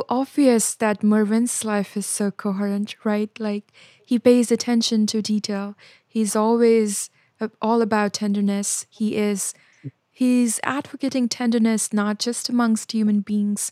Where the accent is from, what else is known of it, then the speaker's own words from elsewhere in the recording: Gaya, Bihar, India; moved away; my hometown of Gaya